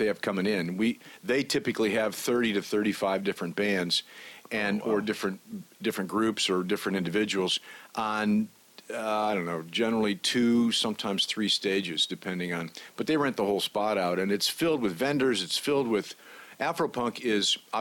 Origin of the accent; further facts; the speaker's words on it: Ohio, United States; moved away as an adult; also born or lived in Detroit / Atlanta; now in Macon, United States; I grew up in Ohio, actually, and came to Atlanta about 10 years ago